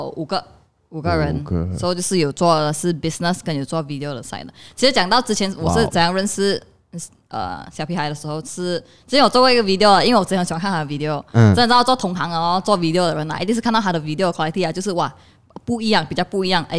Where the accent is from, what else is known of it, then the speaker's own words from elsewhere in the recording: Kuantan, Pahang, Malaysia; 因为我是来自关丹的嘛，哈，所以关丹的关丹很少人做 video 的嘛，而且基本上是应该是没有人在做 video 关丹